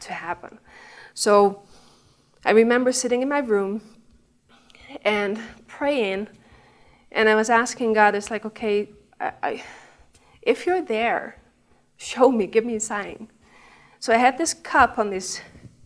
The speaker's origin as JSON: {"language": "English", "country": "Netherlands", "second_language": "English", "moved": "yes", "said": "I'm from the Netherlands. I mean, you can tell my accent, and I've tried to cover that up in the beginning, but I gave up"}